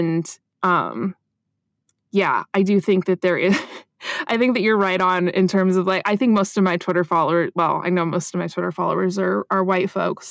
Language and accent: English; United States; speaking as an American